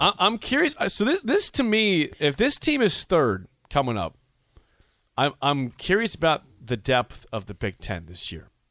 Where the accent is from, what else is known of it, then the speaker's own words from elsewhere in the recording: Beatrice, Nebraska, United States; my hometown, Beatrice